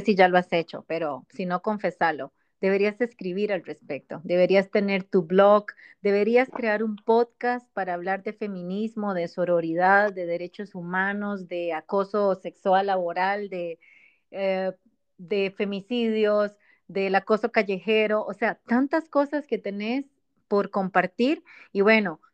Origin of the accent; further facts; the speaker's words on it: Costa Rica; somos ticas las dos